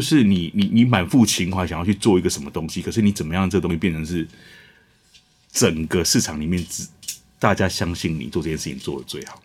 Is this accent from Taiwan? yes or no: yes; Changhua County, Taiwan; also born or lived in Taipei; 我本来就彰化人啊